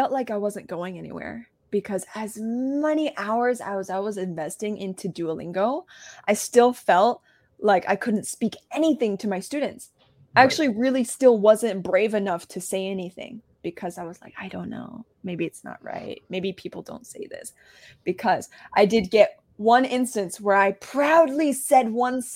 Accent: United States; first language English; I'm American. People don't really expect an American to speak Chinese.

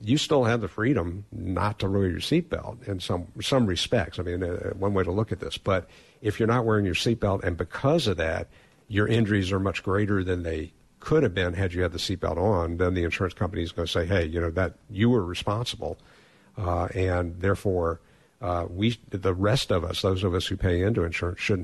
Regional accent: Atlanta, Georgia, United States; moved away; Atlanta, Georgia, my hometown where I grew up

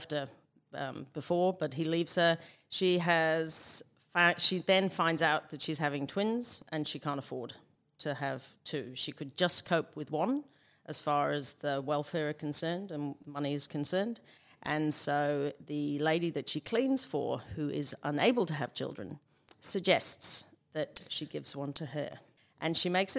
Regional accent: Liverpool, North West England, United Kingdom; moved away; Liverpool, which is where I'm from

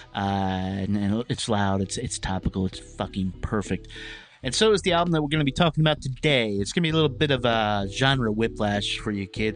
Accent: the South, United States; I'm from the South

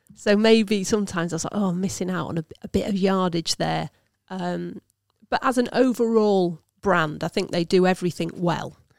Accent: Lincolnshire, East Midlands, United Kingdom; I'm from Lincolnshire

